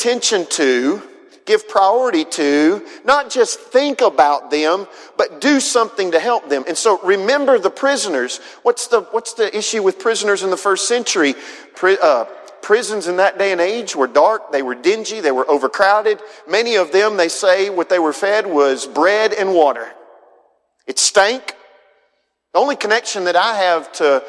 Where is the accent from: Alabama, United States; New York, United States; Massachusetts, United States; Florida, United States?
Alabama, United States; Huntsville; I'm from Northwest Alabama, grew up in Huntsville, Madison area